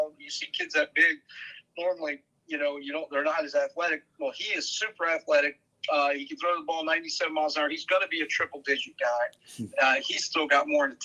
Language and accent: English; Vienna, Virginia, United States; I grew up in Vienna. I lived on Nutley Street my whole life, 2 minutes from Madison High School